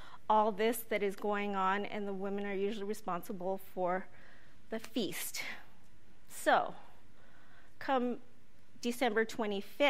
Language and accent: English; Ohkay Owingeh, New Mexico, United States; I grew up in Oque-Owingue in northern New Mexico, north of Santa Fe.